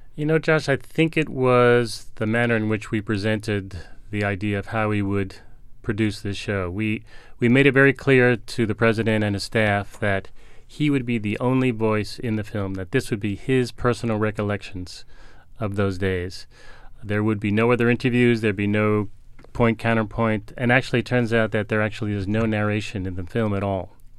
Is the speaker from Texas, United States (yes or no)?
no; New York City, New York, United States; As a New Yorker